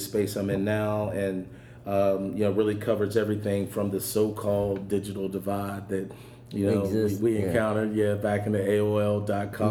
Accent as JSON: {"language": "English", "town": "Pittsburgh", "region": "Pennsylvania", "country": "United States", "tie": "born or raised there", "said": "where I grew up in Pittsburgh, I grew up in Homewood"}